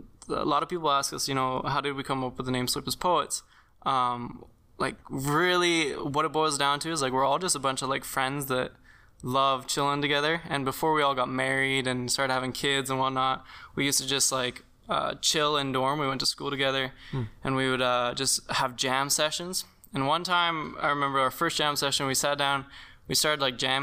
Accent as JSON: {"language": "English", "area": "Western Canada", "region": "the Prairies", "country": "Canada", "moved": "yes", "lives_now": "Eastern Canada", "said": "I'm from out west. I'm not even from Eastern Canada. I'm like prairie boy."}